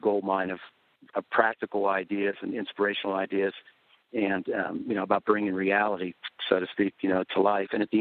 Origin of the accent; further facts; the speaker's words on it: outside Pittsburgh, Pennsylvania, United States; Neil and I grew up outside Pittsburgh in the coal and steel towns